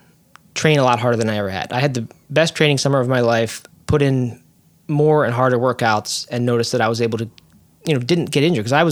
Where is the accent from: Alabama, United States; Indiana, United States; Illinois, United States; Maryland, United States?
Maryland, United States; I grew up in Maryland, north of Baltimore.